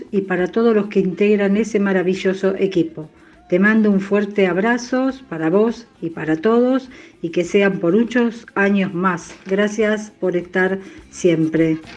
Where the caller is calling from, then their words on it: Villa del Parque, Buenos Aires, Argentina; de Villa del Parque.